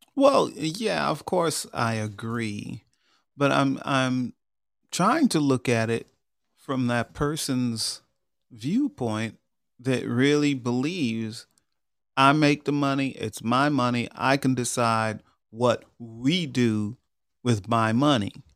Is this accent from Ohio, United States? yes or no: no; Long Island, New York, United States; moved away as an adult; also born or lived in Georgia; I grew up in New York, but out in Long Island, and I moved to Georgia when I was twenty-two years old